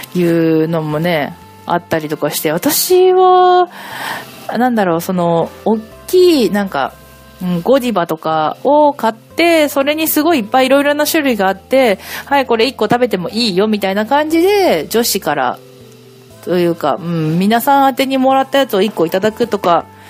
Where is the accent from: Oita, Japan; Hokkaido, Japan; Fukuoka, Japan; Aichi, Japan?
Hokkaido, Japan; now in Kanagawa, Japan; 私は北海道出身なんですけれども